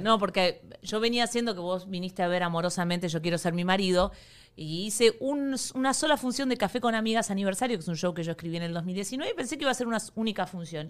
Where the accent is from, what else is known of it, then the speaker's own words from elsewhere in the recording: Argentina; now in Miami, United States; soy argentina